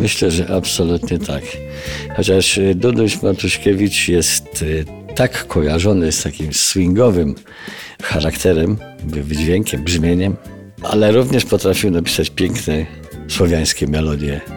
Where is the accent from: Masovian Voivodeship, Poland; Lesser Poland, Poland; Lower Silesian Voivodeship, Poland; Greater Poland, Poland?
Masovian Voivodeship, Poland; Garbatka-Letnisko; moved away; Obaj pochodzimy z podobnego re, regionu Polski